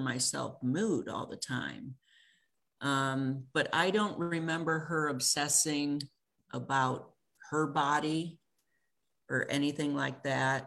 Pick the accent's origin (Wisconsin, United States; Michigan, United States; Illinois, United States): Illinois, United States; moved away as an adult; also born or lived in California; I grew up in Illinois, by the way, going back home for a visit